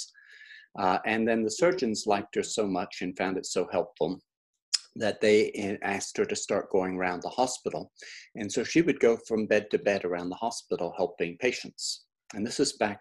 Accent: Oxford, South East England, United Kingdom; moved away; I was growing up in England

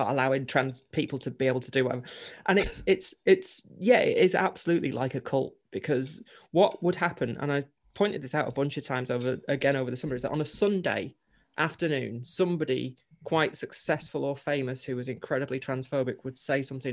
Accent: Chorley, North West England, United Kingdom; I grew up in Chorley in Lancashire

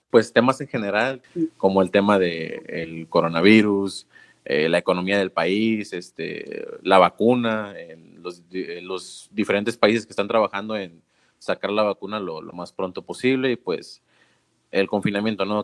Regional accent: Mexico

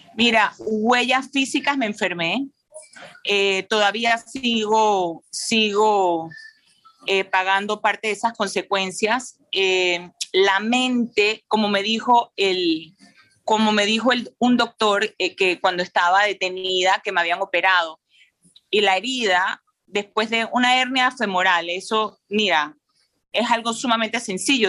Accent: Panama; como madre, como empresaria, como panameña

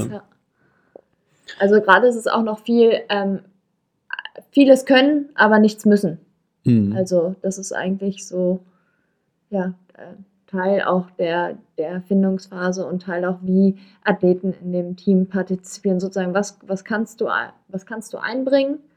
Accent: Berlin, Germany; als Berlinerin Berlin-Marathon laufen war schon

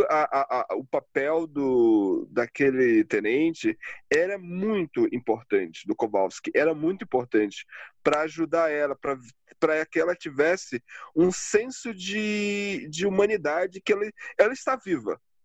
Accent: Pará, Brazil; now in Curitiba, Brazil; eu sou do norte, eu sou do Pará

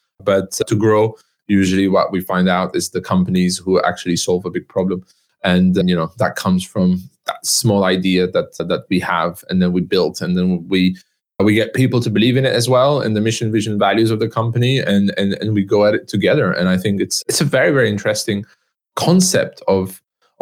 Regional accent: Istanbul, Turkey; I'm half Turkish, half French. I was born in Istanbul.

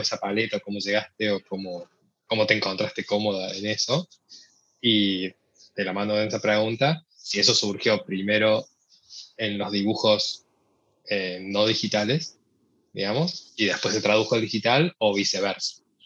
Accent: Córdoba, Argentina; moved away as an adult; now in United States; yo soy de Córdoba

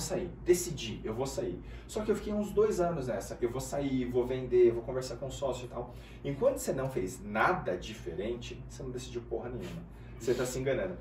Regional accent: Guarulhos, São Paulo, Brazil; eu nasci, cara, na favela, em Guarulhos, e uhum. a minha família era muito pobre

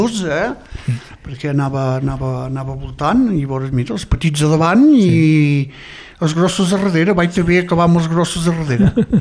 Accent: Santa Leocàdia, Occitania, France; jo també, soc eh? nascut aquí a la Casa Pairal

